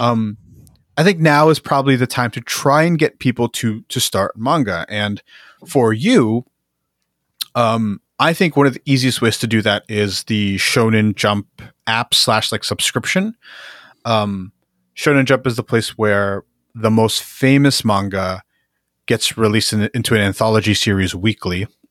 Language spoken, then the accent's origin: English; Jersey City, New Jersey, United States; I'm from Jersey City, which is, you know, it's a big it's the big city in Jersey that everyone knows